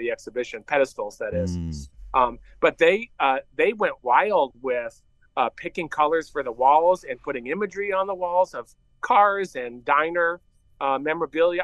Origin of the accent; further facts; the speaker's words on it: North Haven, Connecticut, United States; moved away; also born or lived in Illinois; I grew up in North Haven. My dad had a shop right next to New Haven, Connecticut